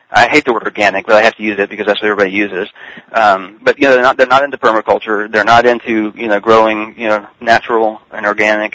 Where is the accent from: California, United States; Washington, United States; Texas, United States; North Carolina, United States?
Texas, United States; Richardson; also born or lived in McKinney, Texas; now in East Texas, United States; I was brought up in Richardson, which is a Dallas suburb